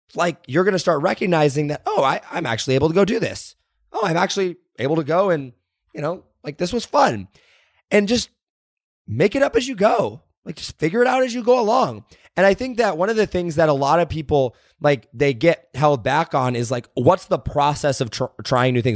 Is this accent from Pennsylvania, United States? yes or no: no; Indiana, United States; moved away; I grew up in Indiana